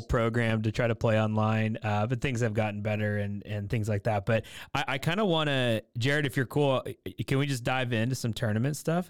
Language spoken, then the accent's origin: English; Portland, United States; moved away; Portland's where I grew up. That's that's my hometown